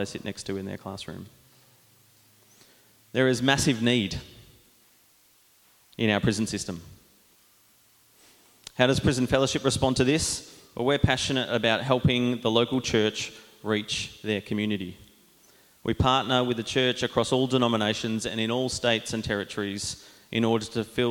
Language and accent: English; Diamond Creek, Victoria, Australia; I grew up in Diamond Creek with Jono going to Anglican Church